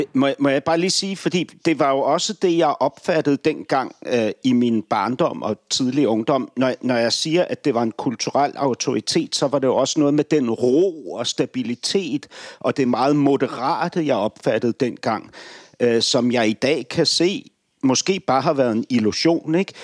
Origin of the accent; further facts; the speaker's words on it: Denmark; som dansker